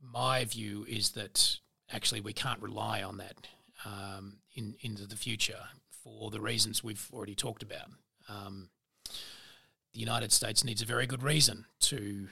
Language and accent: English; Australia